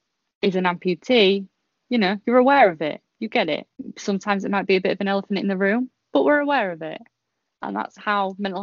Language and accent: English; Portsmouth, South East England, United Kingdom; now in Yorkshire, United Kingdom; I moved from Portsmouth to Yorkshire and I still have the best friends I had when I was, you know, there.